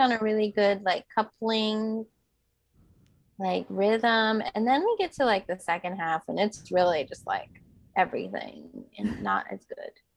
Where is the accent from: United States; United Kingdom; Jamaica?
United States; Bay Area, California; I grew up in the Bay Area